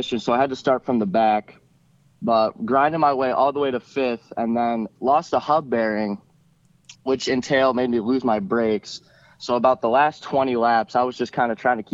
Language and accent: English; Coldwater, Michigan, United States; We're originally from Coldwater, Michigan